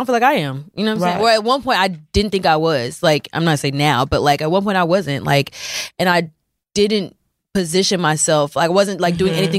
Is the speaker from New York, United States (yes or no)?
no; Dallas, Texas, United States; now in Miami, United States; I'm from Dallas, but I live in Miami